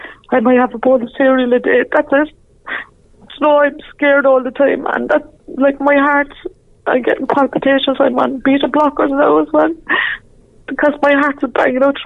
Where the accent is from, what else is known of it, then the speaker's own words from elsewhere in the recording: Ireland; I'm Irish